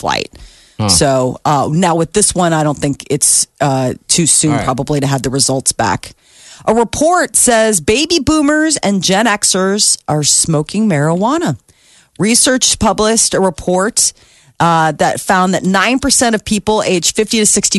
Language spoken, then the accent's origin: English; Omaha, Nebraska, United States; I am in my hometown